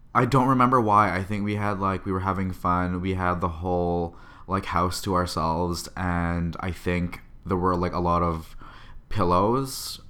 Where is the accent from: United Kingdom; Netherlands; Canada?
Canada; now in San Francisco, United States; a Canadian living and working in San Francisco.